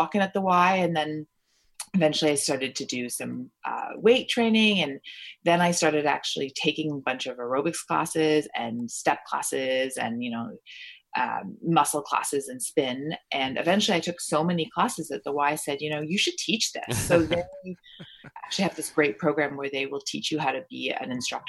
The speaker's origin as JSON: {"language": "English", "region": "Ontario", "country": "Canada", "tie": "born or raised there", "also_born_or_lived": "Toronto", "said": "Although I was born in Toronto, I lived in, you know, Stratford, Ontario, and London, Ontario, and Niagara-on-the-Lake and all these little places."}